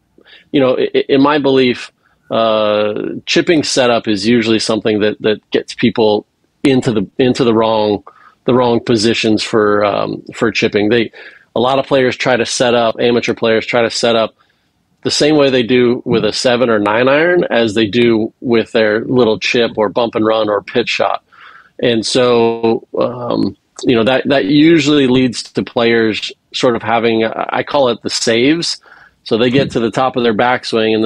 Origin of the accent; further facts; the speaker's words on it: Hawaii, United States; moved away; I was born and raised in Hawaii and went to UCLA